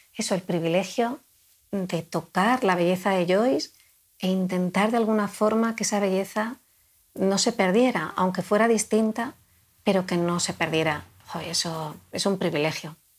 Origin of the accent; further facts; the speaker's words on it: Spain; first language Spanish; Yo crecí en la España mi infancia y mi adolescencia transcurrió